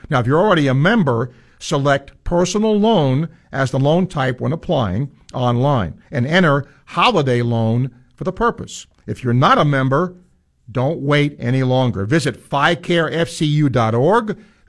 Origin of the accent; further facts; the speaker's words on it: Florida, United States; I'm from Florida. I'm doing radio, blah, blah, blah.